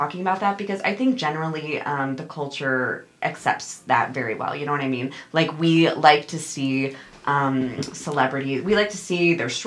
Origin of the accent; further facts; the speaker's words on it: Midwest, United States; I'm a Midwestern girl born and raised